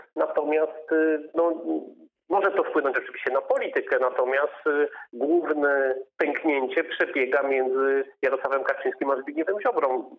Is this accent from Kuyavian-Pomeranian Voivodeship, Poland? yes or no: no; Lower Silesian Voivodeship, Poland; u nas na Dolnym Śląsku